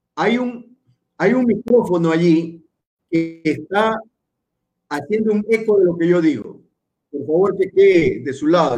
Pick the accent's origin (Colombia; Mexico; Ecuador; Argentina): Ecuador; Guayaquil, Guayas; yo soy nacido en Guayaquil. Eso quiero, quiero que quede bien claro, yo soy guayaquileño. No soy chimboracense